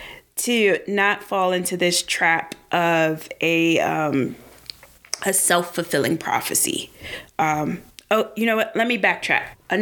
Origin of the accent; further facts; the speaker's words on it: Washington, District of Columbia, United States; I'm from Southeast DC. Because I didn't want people to know that I was from like one of the poorest neighborhoods in DC.